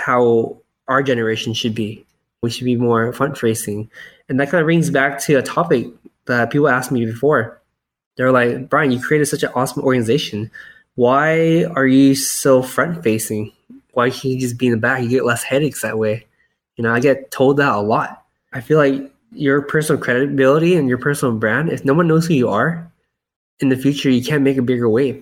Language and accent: English; United States; I was born in America, but I grew up in a very Asian household where we didn't speak that much English.